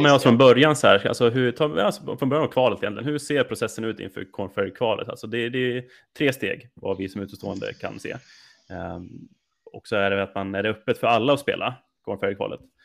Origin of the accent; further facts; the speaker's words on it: Rättvik, Dalarna County, Sweden; moved away; Jag som är uppvuxen uppe i Rättvik i Dalarna